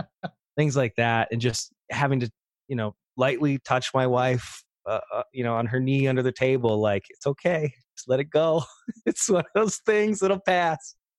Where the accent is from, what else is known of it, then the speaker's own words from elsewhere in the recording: Troy, Pennsylvania, United States; I grew up in northeastern Pennsylvania, little town named Troy